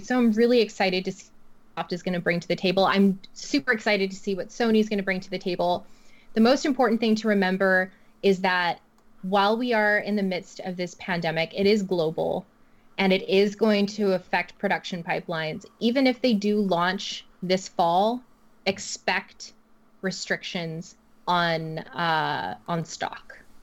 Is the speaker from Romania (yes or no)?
no; Canada; I'm super Canadian